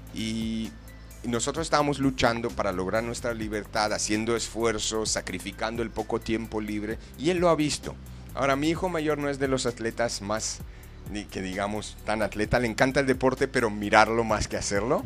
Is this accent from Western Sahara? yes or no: no; Canada; moved away as an adult; now in Guadalajara, Mexico; yo soy de Canadá y vine a vivir aquí unos años